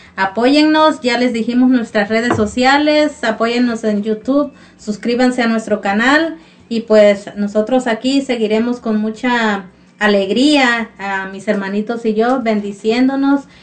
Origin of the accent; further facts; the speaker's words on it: Mexico; nosotros como mexicanos